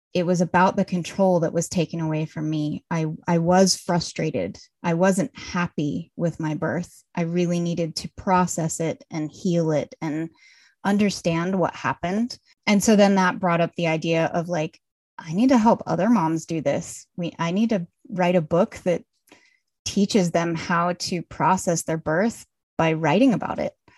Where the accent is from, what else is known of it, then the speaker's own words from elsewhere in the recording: Colorado, United States; moved away as an adult; now in Munich, Germany; I'm originally from Colorado, but I live in Munich, Germany now